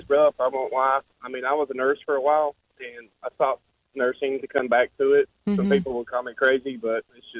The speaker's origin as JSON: {"language": "English", "region": "Southeast Kentucky", "country": "United States", "said": "I'm from Southeast Kentucky."}